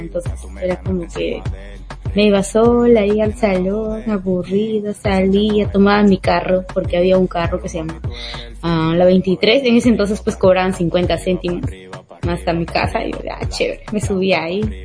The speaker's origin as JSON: {"language": "Spanish", "region": "Lima", "country": "Peru", "said": "yo soy de Bien Salvador, estudio en San Juan de Lurigancho"}